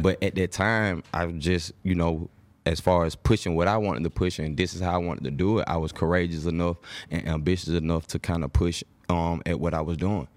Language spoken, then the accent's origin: English; Atlanta, Georgia, United States; I was born in Atlanta, but I'm just saying that I have a big part of my family that's on the East Coast